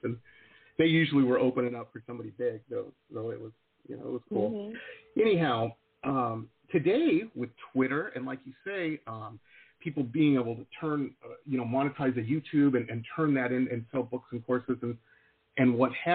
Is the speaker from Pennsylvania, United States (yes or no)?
no; Detroit, Michigan, United States; now in Florida, United States; I grew up in Metro Detroit